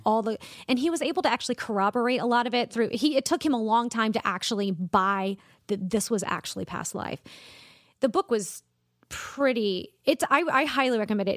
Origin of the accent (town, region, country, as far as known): Columbia, South Carolina, United States; born or raised there; also born or lived in Charleston, South Carolina